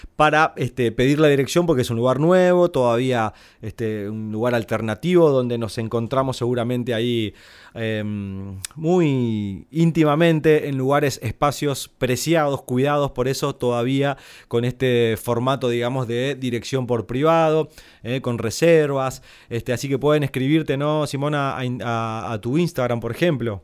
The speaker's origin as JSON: {"language": "Spanish", "region": "Corrientes", "country": "Argentina", "said": "que soy correntino"}